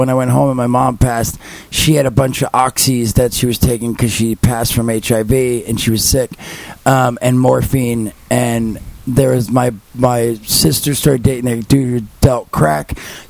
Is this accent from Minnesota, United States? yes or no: no; New Jersey, United States; I'm from Jersey